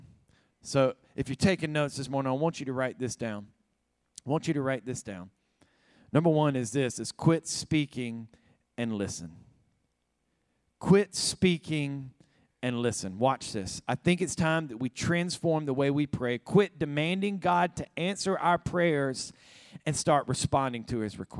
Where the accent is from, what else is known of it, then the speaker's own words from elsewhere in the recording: Alabama, United States; moved away as an adult; also born or lived in Savannah, Georgia; now in California, United States; I'm a Southern boy. I was raised in Alabama.